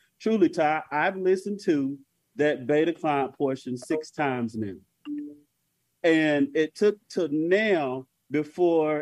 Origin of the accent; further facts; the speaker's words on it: North Carolina, United States; I'm from North Carolina.